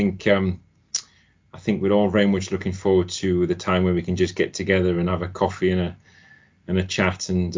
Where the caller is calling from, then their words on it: Ashby-de-la-Zouch, East Midlands, United Kingdom; My home. My home in Ashby de la Zouche.